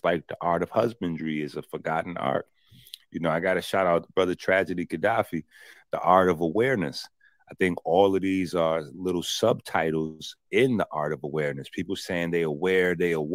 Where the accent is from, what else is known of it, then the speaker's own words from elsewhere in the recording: New York City, New York, United States; I'm from the Bronx